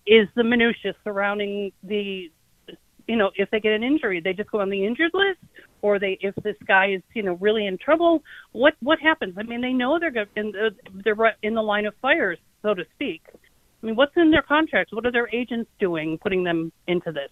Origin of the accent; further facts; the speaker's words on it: Buffalo, New York, United States; moved away as an adult; now in Manhattan, United States; I'm from Buffalo